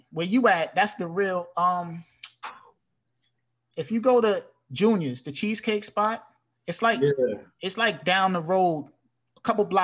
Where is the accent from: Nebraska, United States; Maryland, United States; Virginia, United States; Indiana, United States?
Maryland, United States; Frederick; now in New York City, United States; I'm from Frederick, Maryland. Born and raised.